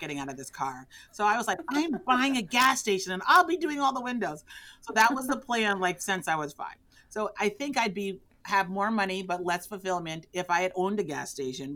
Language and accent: English; New York City, New York, United States; moved away as an adult; now in Texas, United States; I grew up in the Bronx